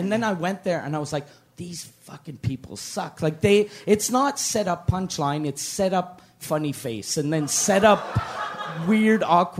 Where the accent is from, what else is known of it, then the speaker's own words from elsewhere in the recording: Quebec City, Quebec, Canada; my mom's French, and when I was little, they both pretended they couldn't speak the other language. Because I grew up in Quebec City